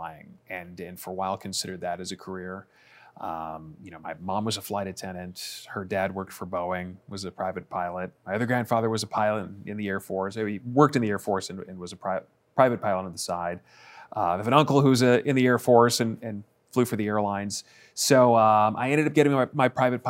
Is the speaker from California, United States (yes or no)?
no; Chicago, Illinois, United States; moved away; back here in my hometown